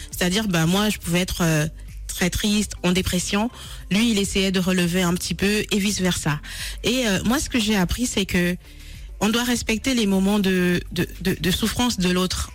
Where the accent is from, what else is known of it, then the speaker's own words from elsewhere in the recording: Gabon; now in France; je suis d'origine du Gabon et euh, j'ai euh, passé euh, une partie de, de, de, de, ma, de, ma, jeunesse